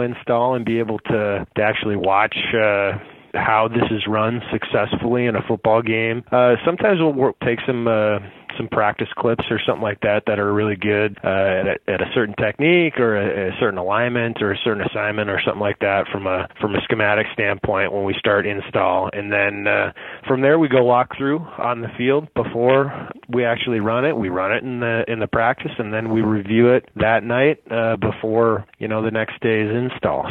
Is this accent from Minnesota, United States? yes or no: yes; near St. Paul, Minnesota, United States; a school kind of near my hometown, Concordia in St. Paul, Minnesota